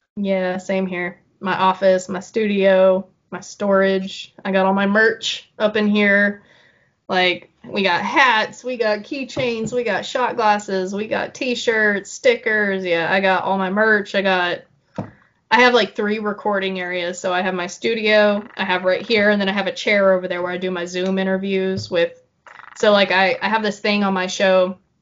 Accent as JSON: {"language": "English", "town": "Broken Arrow", "region": "Oklahoma", "country": "United States", "tie": "born or raised there", "said": "I'm from Broken Arrow too"}